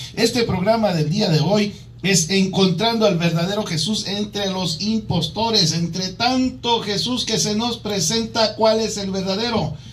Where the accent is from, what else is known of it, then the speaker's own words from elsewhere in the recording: Mexico City, Mexico; also born or lived in Michoacán; now in Arizona, United States; yo nací en la Ciudad de México